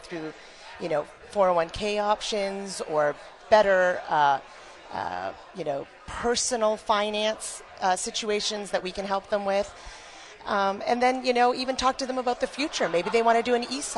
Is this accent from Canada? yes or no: yes; Canada; moved away as an adult; now in Michigan, United States; I actually was born and raised in Canada